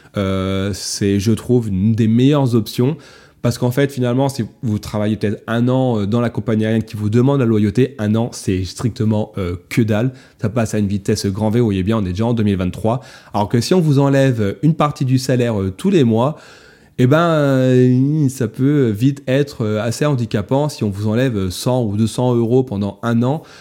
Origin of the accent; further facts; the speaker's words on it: France; chez nous, en France